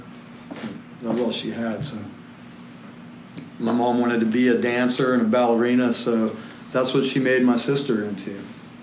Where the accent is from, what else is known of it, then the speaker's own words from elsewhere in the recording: Salina, Kansas, United States; I grew up in Salina, Kansas